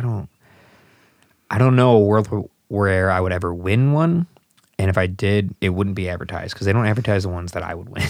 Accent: Southwest suburbs of Chicago, Illinois, United States; accent: Chicago; I'm from the Southwest suburbs

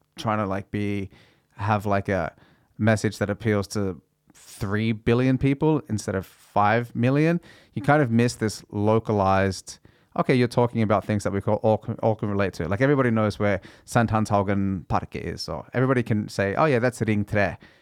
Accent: Australia; first language English; now in Norway; I grew up playing tennis in Australia

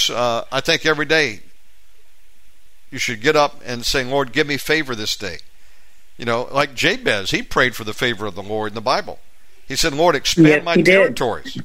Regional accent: United States; moved away as an adult; now in Bali, Indonesia; I'm an American. I've been here in Bali now 7 years

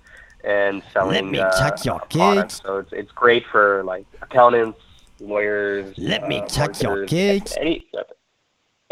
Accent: United States; I'm born and raised in the United States

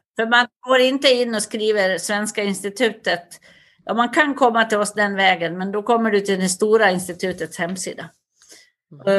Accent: Västerdalarna, Dalarna County, Sweden; accent: Dalarna dialect (dalmål); moved away as an adult; also born or lived in United States / Stockholm; now in Paris, France; Jag kommer från en liten by i Västerdalarna med tusen invånare

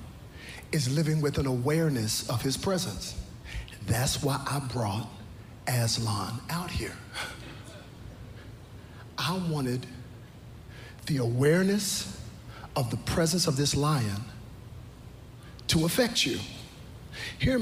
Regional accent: Texas, United States; I'm from Texas

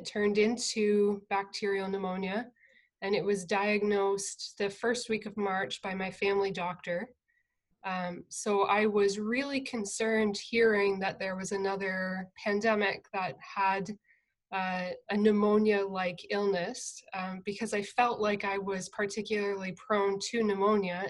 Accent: near London, southern Ontario, Canada; I grew up on a farm in southern Ontario, about half an hour outside of London

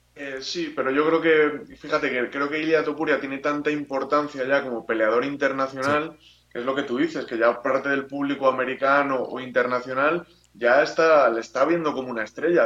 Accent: Spain; como aficionado español

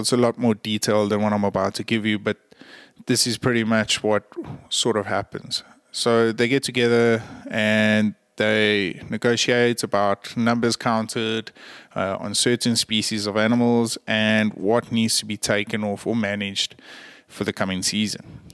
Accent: South Africa; I'm a South African

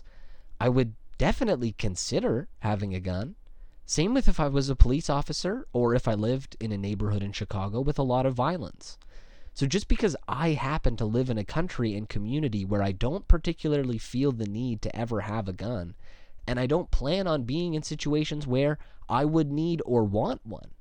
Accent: Canada; as a Canadian

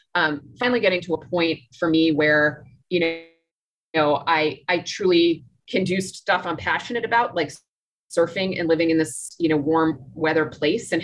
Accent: Washington, District of Columbia, United States; moved away as an adult; also born or lived in New York City / Philadelphia / Chicago; now in Nicaragua; I grew up in Washington, D.C.

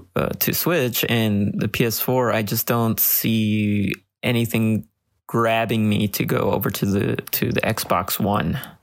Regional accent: Los Angeles, California, United States; I'm born and raised in Los Angeles.

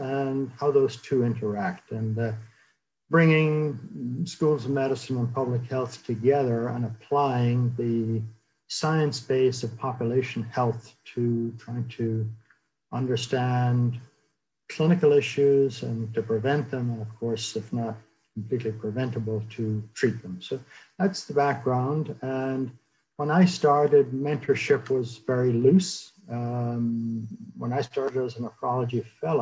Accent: Ireland; moved away as an adult; now in United States; I grew up in Ireland, went to medical school there

